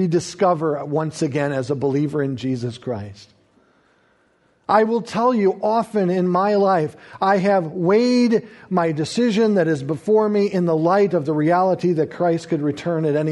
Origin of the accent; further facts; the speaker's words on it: United States; I enjoy being an American and proud of it